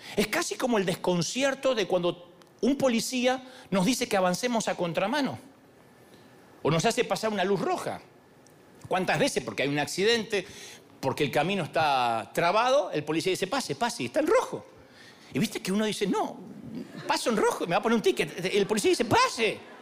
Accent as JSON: {"language": "Spanish", "country": "Argentina", "said": "decimos en Argentina"}